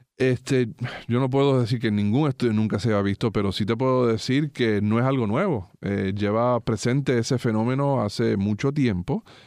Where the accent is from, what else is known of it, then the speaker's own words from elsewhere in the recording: Puerto Rico; nuestro país